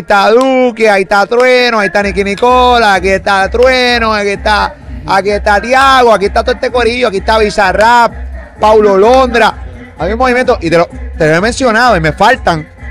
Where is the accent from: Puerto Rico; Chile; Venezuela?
Puerto Rico; yo como puertorriqueño